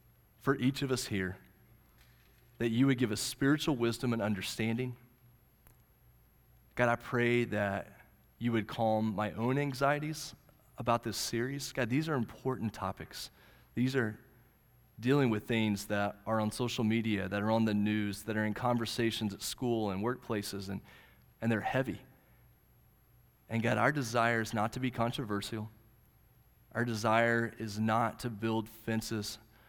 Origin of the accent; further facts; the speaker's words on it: Oklahoma, United States; The little high school I grew up in Central High in Southwest Oklahoma, we grew up and we had one black guy in our class.